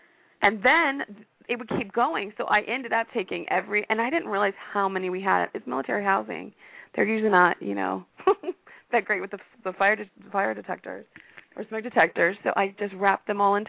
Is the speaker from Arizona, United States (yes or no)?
yes; Arizona, United States; I'm from Arizona.